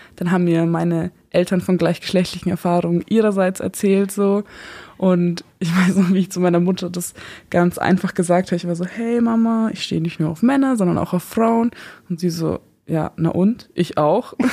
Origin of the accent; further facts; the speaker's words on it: Eichstätt, Bavaria, Germany; moved away as an adult; now in Regensburg, Germany; Ursprünglich komme ich aus Eichstätt